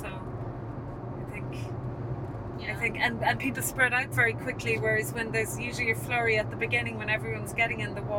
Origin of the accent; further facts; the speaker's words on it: Ballinspittle, Munster, Ireland; moved away as an adult; also born or lived in Dublin; now in Bandon, Ireland; I'm from around there originally, so when we were growing up, we always loved going to Sandy Cove